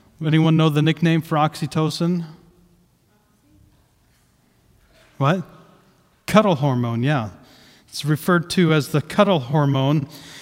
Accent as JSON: {"language": "English", "region": "Southeast Ohio", "country": "United States", "tie": "born or raised there", "said": "I grew up in Southeast Ohio, with emphasis on the South. It's very close to the bottom of Ohio"}